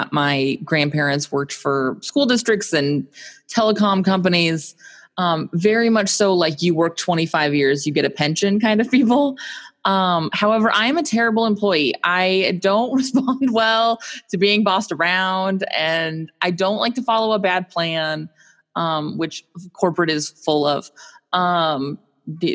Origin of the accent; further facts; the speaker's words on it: Phoenix, Arizona, United States; now in Southern California, United States; I grew up in Phoenix, Arizona, which is quite hot.